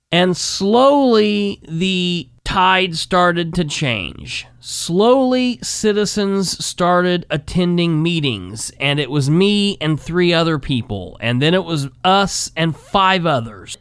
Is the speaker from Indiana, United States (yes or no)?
yes; Winchester, Indiana, United States; my hometown in Winchester